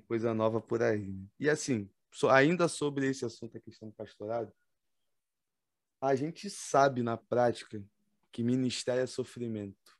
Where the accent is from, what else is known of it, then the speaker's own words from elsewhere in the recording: Nilópolis, Rio de Janeiro, Brazil; accent: carioca; sou de Nilópolis, Baixada Fluminense, Estado do Rio de Janeiro